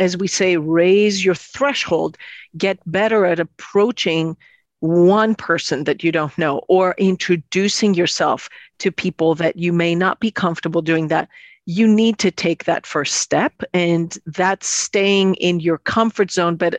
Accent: Athens, Attica, Greece; moved away; I come from Greece, Athens, Greece.

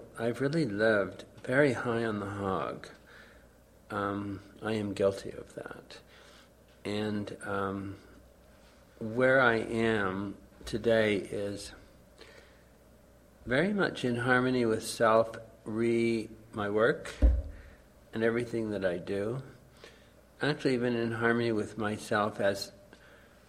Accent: Baie-D'Urfé, Quebec, Canada; I'm suburban from Montreal, Bay d'Urfey

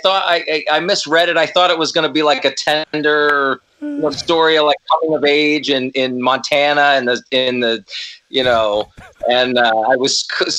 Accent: Ireland; I was more saying I whip out half a dick because I'm Irish, so.

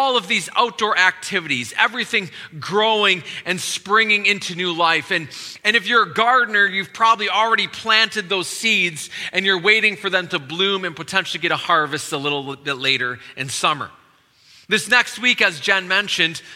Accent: Wisconsin, United States; now in DC area, United States; I'm originally from Wisconsin

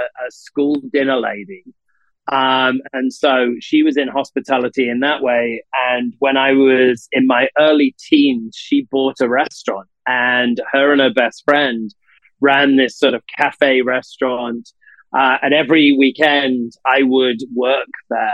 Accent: Salt, United Kingdom; moved away; I grew up in a small village called Salt, hence the name of the part of the reason for the naming of the company. My parents still live there now, and It's a very small village, about 60 miles out of Manchester, in northern England.

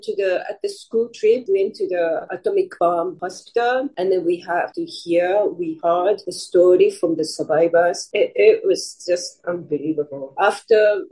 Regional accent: Hiroshima, Japan; now in United States; I was born in Hiroshima

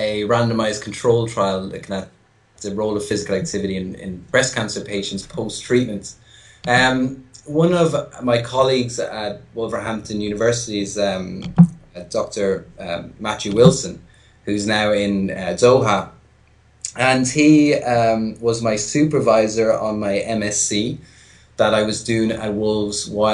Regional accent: County Kildare, Ireland; accent: Irish phone voice; a little bit of a Dublin accent; moved away as an adult; now in United Kingdom; From Kildare

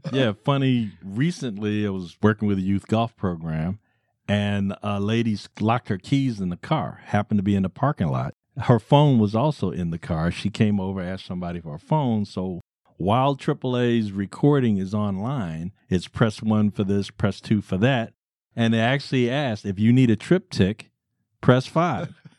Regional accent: Baltimore, Maryland, United States; I am from Baltimore City, the land of pleasant living, the monumental city

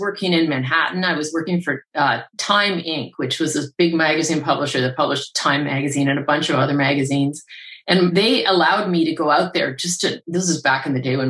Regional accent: Canada; I grew up around lakes in Canada

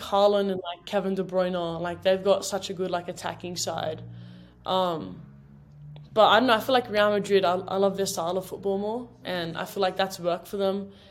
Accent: Sydney, New South Wales, Australia; moved away as an adult; now in United States

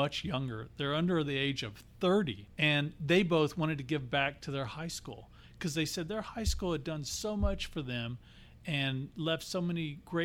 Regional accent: Texas, United States; moved away as an adult; now in Arizona, United States; I come from Texas, lived there the majority of my life.

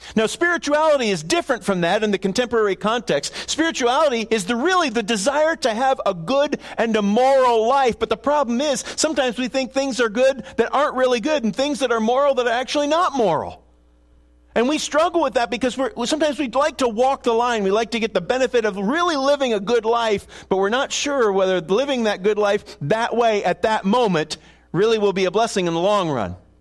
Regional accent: Buffalo, New York, United States; moved away; I grew up in Buffalo and cheer for the Bills

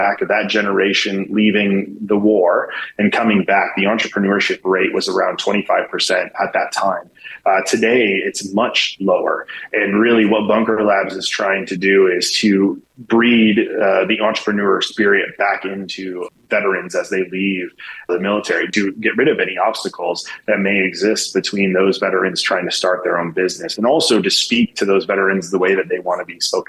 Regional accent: Michigan, United States; now in San Antonio, United States; here I am, born and raised in Michigan, but I found my way leaving the military in San Antonio.

